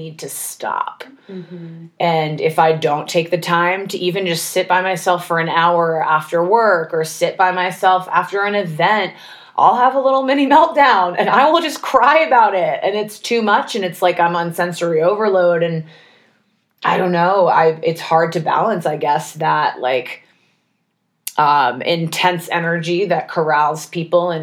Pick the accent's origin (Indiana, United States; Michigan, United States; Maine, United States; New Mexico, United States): Maine, United States; moved away; also born or lived in Los Angeles; I grew up in Maine